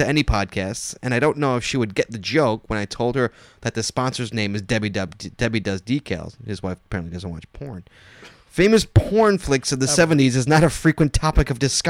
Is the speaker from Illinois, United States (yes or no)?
no; New Jersey, United States; I'm from Jersey.